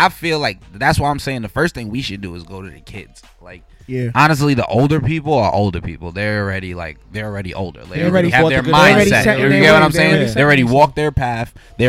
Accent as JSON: {"language": "English", "town": "New York City", "region": "New York", "country": "United States", "tie": "born or raised there", "said": "when I was growing up in Bed-Stuy when I was younger"}